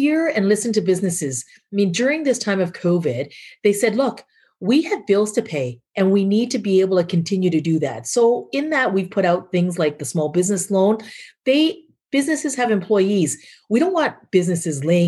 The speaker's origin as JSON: {"language": "English", "country": "Canada", "said": "I have not been as proud as I am as a Canadian"}